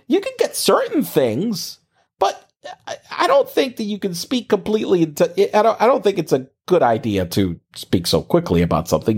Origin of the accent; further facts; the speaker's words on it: Corozal, Puerto Rico; moved away as an adult; also born or lived in San Juan, Puerto Rico; I'm from a very small town, for those of you don't know, know, it's called Corozales in the middle of nowhere, uh, in Puerto Rico.